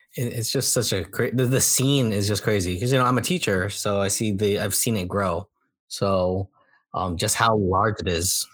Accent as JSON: {"language": "English", "area": "Bay Area", "region": "California", "country": "United States", "tie": "born or raised there", "said": "growing up in the Bay Area"}